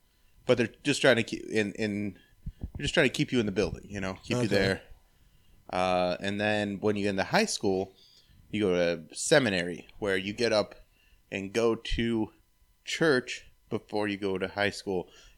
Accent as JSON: {"language": "English", "town": "Medina", "region": "Ohio", "country": "United States", "tie": "born or raised there", "also_born_or_lived": "Berea, Ohio / Strongsville, Ohio", "said": "I was born in Berea, lived in Strongsville. Grew up mostly in Medina, though."}